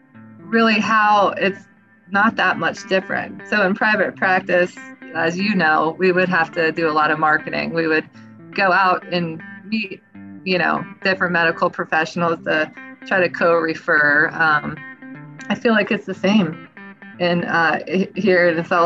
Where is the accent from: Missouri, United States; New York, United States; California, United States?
California, United States; I grew up in California.